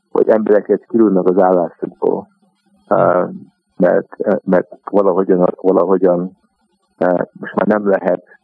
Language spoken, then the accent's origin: Hungarian; Montreal, Quebec, Canada; moved away as an adult; also born or lived in Hungary; now in London, United Kingdom; kénytelenek voltunk uh, eh, meglogni Magyarországról, és uh, elmentünk Kanadába. Úgyhogy Montrában nőttem föl